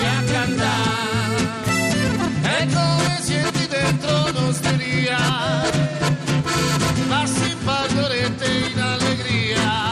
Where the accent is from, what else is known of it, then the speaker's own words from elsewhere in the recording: Triveneto, Italy; noi siamo … eh, eh, ma siamo del Triveneto